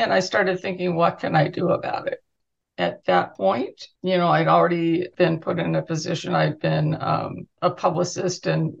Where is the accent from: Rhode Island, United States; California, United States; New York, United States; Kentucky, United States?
California, United States; Southern; also born or lived in Huntington Beach; as a kid growing up in Southern California